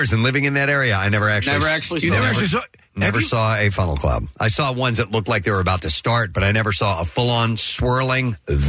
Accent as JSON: {"language": "English", "region": "Midwest", "country": "United States", "tie": "born or raised there", "moved": "yes", "said": "I grew up in growing up in the Midwest."}